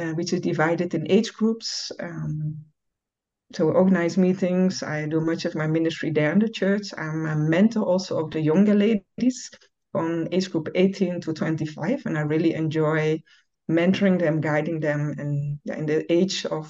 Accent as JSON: {"language": "English", "country": "Netherlands", "moved": "as an adult", "lives_now": "Ghana", "said": "I'm from the Netherlands. I've lived there almost all my life, but since, let's say, 7 years, I live in Ghana, West Africa."}